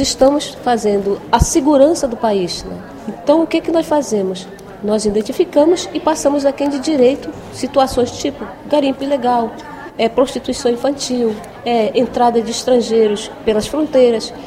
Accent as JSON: {"language": "Portuguese", "country": "Brazil", "said": "nós como brasileiros"}